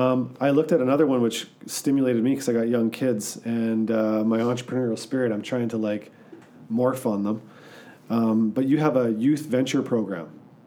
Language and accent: English; Lower Mainland, British Columbia, Canada; I grew up in the Lower Mainland, but I spent all my time literally around Bose and Billy and Roscoe fishing, camping, doing a lot of outdoor activities. So I have deep roots